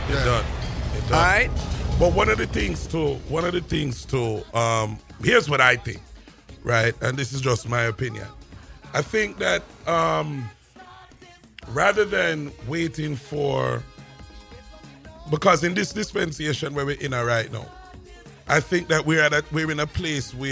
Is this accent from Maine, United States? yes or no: no; New York City, New York, United States; growing up in New York and remember born in Brooklyn, grew up in Brooklyn and Queens.